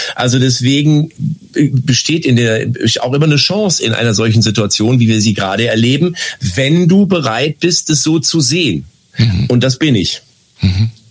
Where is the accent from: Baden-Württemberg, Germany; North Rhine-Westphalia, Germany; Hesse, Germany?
North Rhine-Westphalia, Germany; Lippstadt; Ich bin behütet aufgewachsen in Lippstadt, eine Kleinstadt in Westfalen